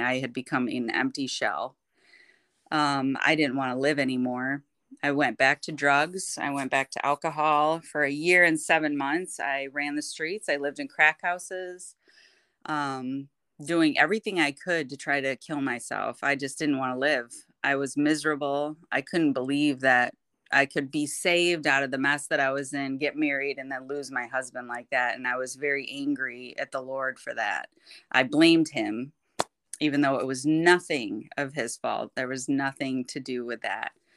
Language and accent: English; Kentwood, Michigan, United States; I am from Kentwood, Michigan, born and raised